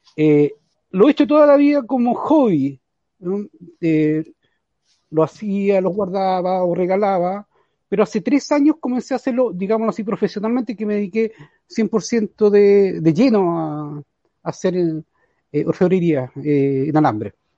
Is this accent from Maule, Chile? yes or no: no; San Fernando, O'Higgins, Chile; yo soy de San Fernando, vivo eh, frente al regimiento de San Fernando